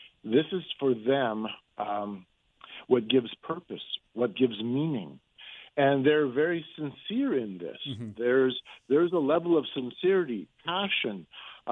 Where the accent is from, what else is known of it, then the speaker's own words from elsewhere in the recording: Manitoba, Canada; I'm from Manitoba.